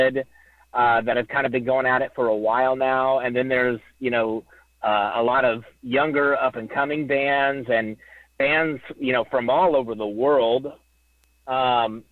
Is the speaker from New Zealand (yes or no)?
no; Oklahoma, United States; I'm from Oklahoma, not Indiana